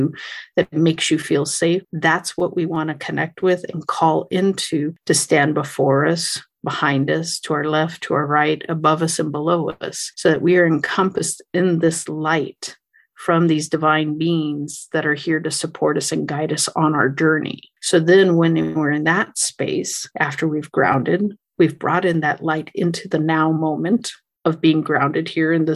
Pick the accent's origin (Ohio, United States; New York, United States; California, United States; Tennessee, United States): California, United States; I'm from California